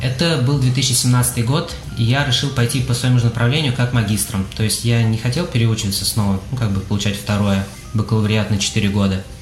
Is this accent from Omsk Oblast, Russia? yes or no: no; Kazan, Tatarstan, Russia; moved away as an adult; now in Houston, United States